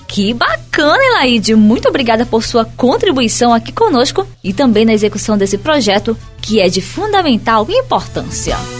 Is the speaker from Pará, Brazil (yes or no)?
yes; Pará, Brazil; aqui no meu país Pará